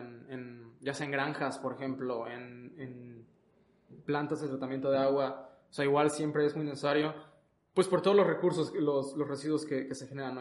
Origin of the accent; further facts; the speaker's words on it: Mexico; aquí en nuestro país